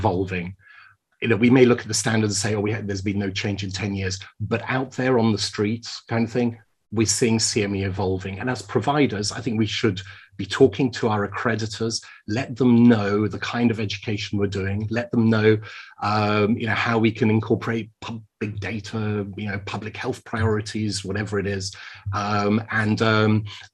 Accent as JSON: {"language": "English", "country": "United Kingdom", "said": "as I speak as a Brit here now"}